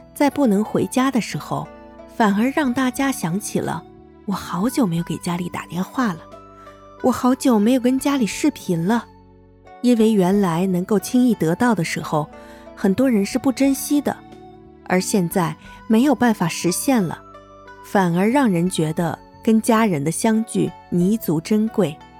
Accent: northern China, China; moved away as an adult; now in Guangdong, China; 我是一个在北方长大，在南方生活的人

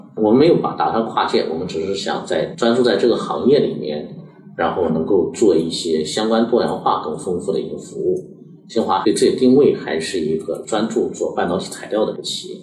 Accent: China; 我们中国人

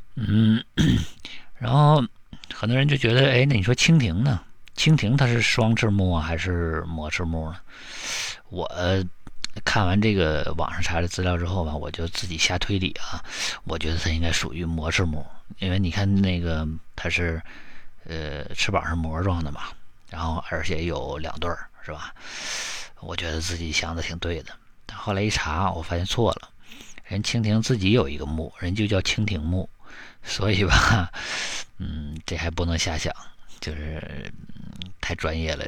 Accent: Northeast China, China; 你像我们东北这边呢， 本地产的蜜就是椴树蜜特别多

